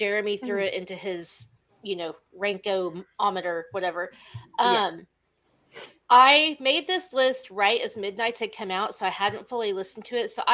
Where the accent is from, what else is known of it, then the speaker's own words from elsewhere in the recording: Oklahoma, United States; I am from Oklahoma